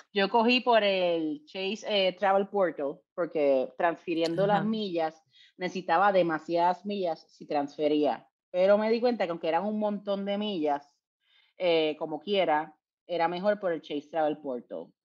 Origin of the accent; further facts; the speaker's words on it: Puerto Rico; yo soy de Puerto Rico